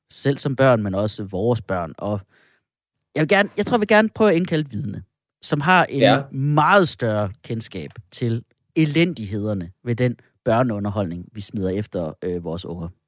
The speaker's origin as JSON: {"language": "Danish", "town": "Skanderborg", "region": "Central Denmark Region", "country": "Denmark", "said": "Jeg er jo fra, jeg er fra Skanderborg."}